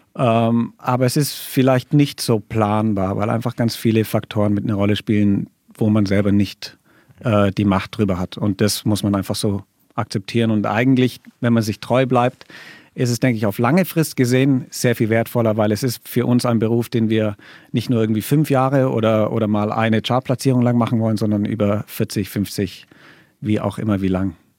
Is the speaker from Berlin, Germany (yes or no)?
no; Allgäu, Bavaria, Germany; ich komme aus dem Allgäu